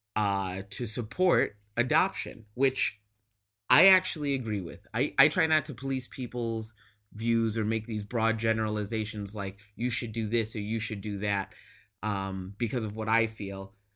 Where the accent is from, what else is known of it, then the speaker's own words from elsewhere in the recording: Midwest, United States; I grew up in the Midwest